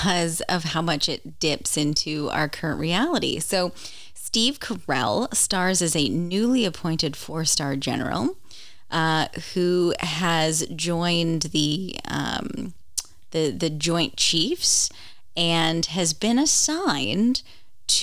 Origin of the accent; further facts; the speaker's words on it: Canada; I'm Canadian